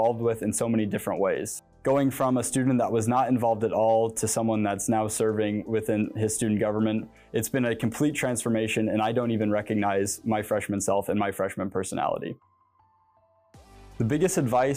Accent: Maryville, Missouri, United States; moved away as an adult; now in Lincoln, United States; I'm a senior from Maryville, Missouri

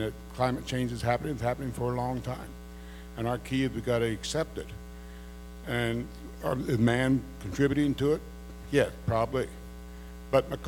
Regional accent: Southwest Nebraska, United States; I'm a farmer from Southwest Nebraska.

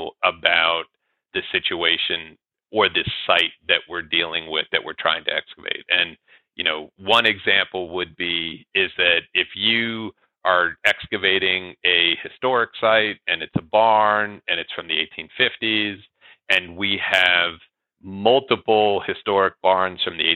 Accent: Northern Virginia, United States; now in Lincoln, United States; I grew up in Northern Virginia. I, you know, identify as somebody from the East Coast, but now I live in Lincoln, Nebraska.

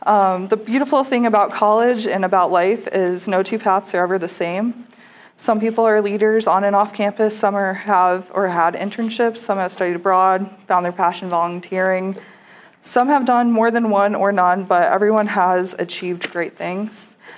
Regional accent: Connecticut, United States; moved away as an adult; now in Nebraska, United States; I am from Connecticut, as I mentioned before, but I had never been to the Midwest, not even Chicago, before my new student enrollment day.

